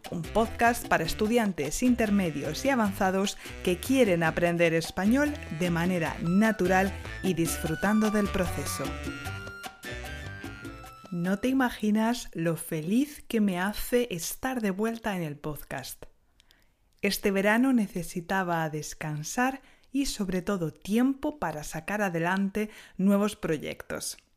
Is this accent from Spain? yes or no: yes; Spain; now in France; soy española y enseño español en Francia desde hace unos años.